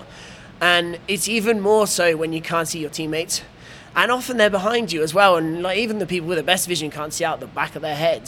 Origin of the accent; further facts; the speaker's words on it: England, United Kingdom; I'm the English guy